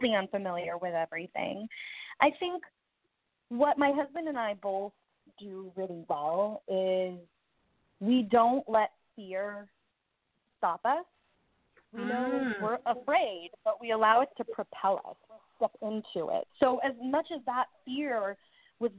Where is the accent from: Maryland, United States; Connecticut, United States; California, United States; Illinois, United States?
Connecticut, United States; now in New York City, United States; I grew up in Connecticut